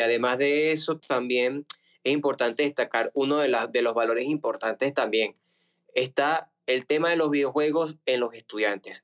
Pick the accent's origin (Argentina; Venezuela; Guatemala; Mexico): Venezuela; Margarita Island, Nueva Esparta; soy venezolano